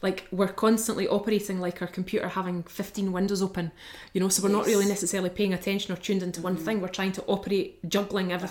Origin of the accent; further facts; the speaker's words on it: Bo'ness, Scotland, United Kingdom; moved away as an adult; also born or lived in Falkirk / Brightons / Redding / London; From Falkirk. But well, I grew up in Bo'ness.